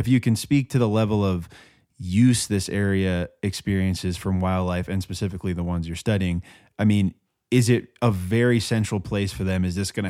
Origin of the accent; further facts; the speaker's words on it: East Coast, United States; where I grew up on the East Coast